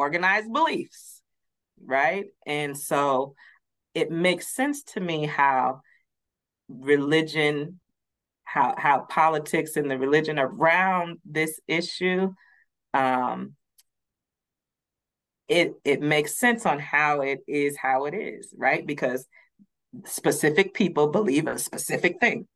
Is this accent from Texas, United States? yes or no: no; Madison, Wisconsin, United States; I grew up, I'm from Madison, Wisconsin, so I grew up in it's a little more diverse now